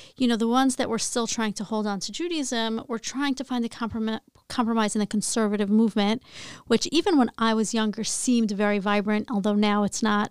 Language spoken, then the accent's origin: English; Dix Hills, New York, United States; I grew up in Long Island, very suburban